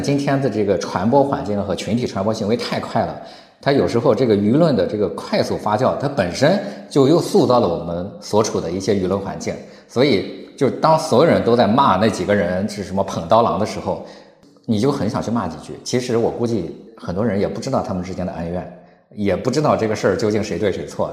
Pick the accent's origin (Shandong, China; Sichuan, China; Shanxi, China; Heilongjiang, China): Shandong, China; 我从小生活在农村里边，我从小，我记得就是我，我太爷爷就是一个叫做民间歌手吧，当时我们的这个村儿里的民间歌手。他那个时候就掌握了很多的我们山东汤唯地区的那种民间的歌儿